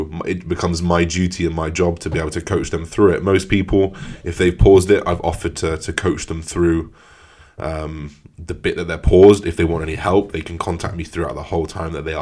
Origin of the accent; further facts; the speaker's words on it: England, United Kingdom; as an English person